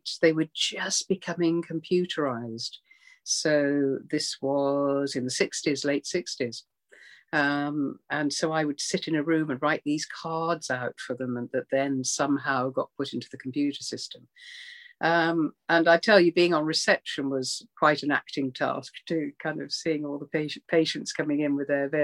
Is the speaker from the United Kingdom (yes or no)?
yes; Birmingham, West Midlands, United Kingdom; moved away; I grew up in Birmingham to begin with. And then we moved out to a small town